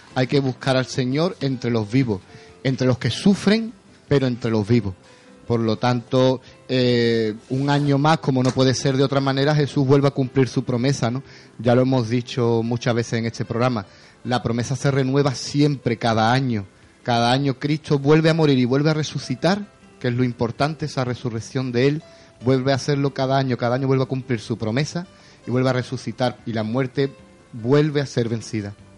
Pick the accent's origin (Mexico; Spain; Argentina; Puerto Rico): Spain; Jerez de la Frontera, Andalusia; de pequeño me crié en la, en la Plaza eh, estaba acostumbrado a ver a las hermanitas de los pobres, en fin, por allí, por el centro